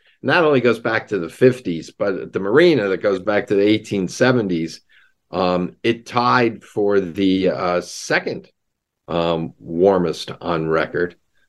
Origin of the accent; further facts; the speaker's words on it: New Jersey, United States; I grew up in Jersey.